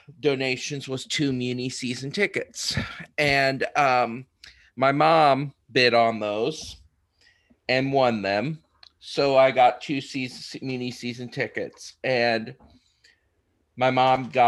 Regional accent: Jacksonville, Illinois, United States; I grew up in Jacksonville

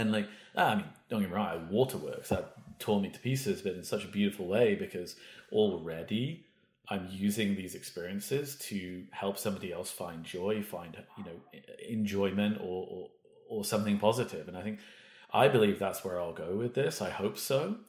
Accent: United Kingdom; now in Vancouver, Canada; I'm British

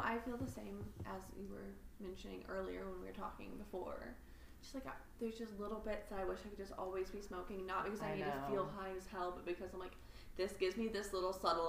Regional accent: Indiana, United States; now in Arkansas, United States; I grew up in Indiana.

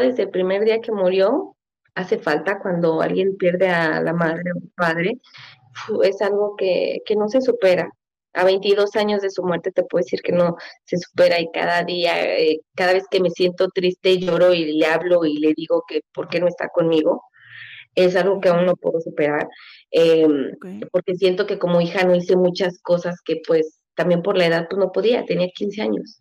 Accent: Mexico City, Mexico; also born or lived in Michoacán; yo nací en la Ciudad de México

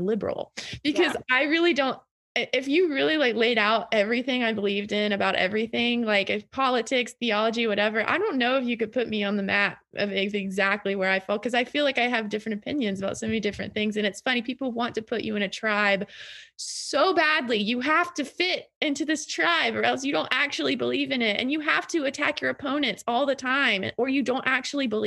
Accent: the South, Southern United States, United States; as a Southerner

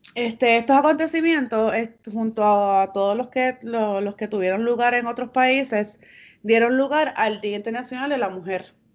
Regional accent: Bayamón, Puerto Rico; Yo tengo raíces del campo de Naranjito y de la ciudad de Santurce. Y soy nacida y criada en Bayamón.

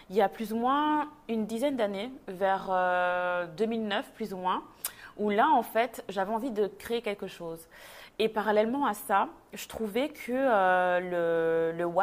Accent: Belgium; moved away as an adult; now in Montreal, Canada; moi, je suis née, j'ai grandi en Belgique. Je suis d'origine congolaise. Et euh, il y a presque neuf ans maintenant, avec euh, mon mari, on a décidé de quitter la Belgique pour s'installer euh, à Montréal.

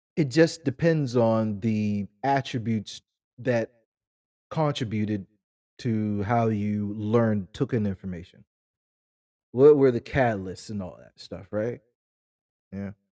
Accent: United States; us as American black people

